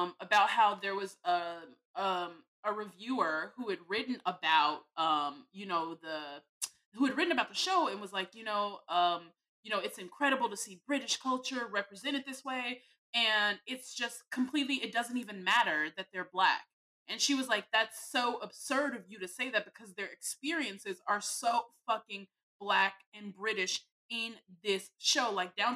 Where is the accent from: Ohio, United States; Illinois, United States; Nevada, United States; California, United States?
Illinois, United States; Chicago; I'm from Chicago, and we use that all the time